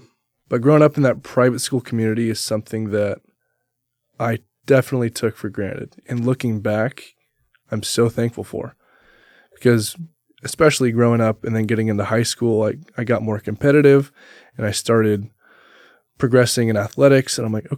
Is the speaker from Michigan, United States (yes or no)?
no; Oregon, United States; I tell them I'm from Southern Oregon.